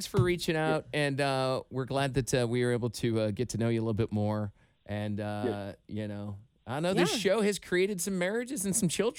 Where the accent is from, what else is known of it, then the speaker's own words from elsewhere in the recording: Iowa, United States; I did grow up in Iowa. I did grow up on 26 acres